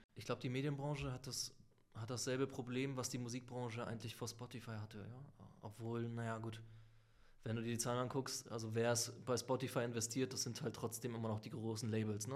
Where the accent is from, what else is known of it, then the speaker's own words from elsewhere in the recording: Lübeck, Schleswig-Holstein, Germany; moved away; also born or lived in Sicily / Hamburg; also eigentlich auf Sizilien geboren und in Lübeck quasi aufgewachsen, dann nach Hamburg gekommen, studiert.